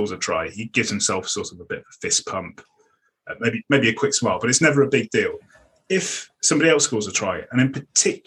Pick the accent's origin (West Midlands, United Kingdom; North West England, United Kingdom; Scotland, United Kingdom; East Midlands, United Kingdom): East Midlands, United Kingdom; Leicester; also born or lived in Sydney / London; now in West Country, England; I grew up in Leicester